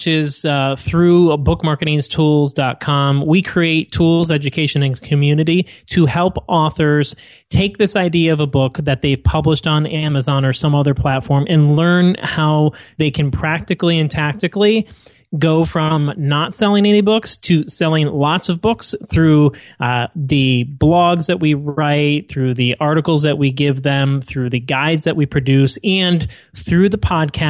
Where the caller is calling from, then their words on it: Atlanta, Georgia, United States; Sunny Atlanta, Georgia, where it is not like San Diego, where it's 68 and sunny all year round.